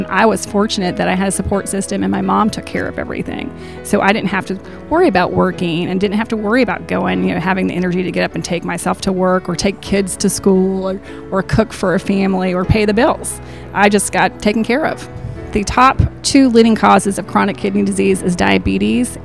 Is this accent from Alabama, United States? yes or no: yes; the Shoals area, Alabama, United States; I am from the Shoals area